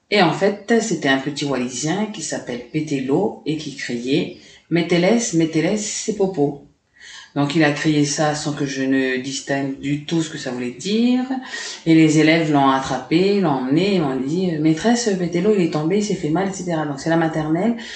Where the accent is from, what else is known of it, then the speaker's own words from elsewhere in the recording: Lifou, Loyalty Islands Province, New Caledonia; Ok, alors, donc … c'est Watélé en Lifou, parce que je suis originaire de Lifou.